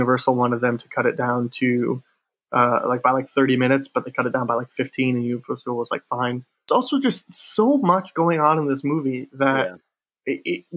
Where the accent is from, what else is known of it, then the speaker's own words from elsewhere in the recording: near Chicago, Illinois, United States; I grew up near Chicago.